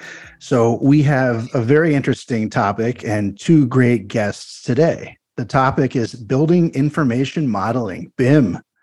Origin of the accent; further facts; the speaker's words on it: Minneapolis, Minnesota, United States; here in my hometown of Minneapolis, Minnesota.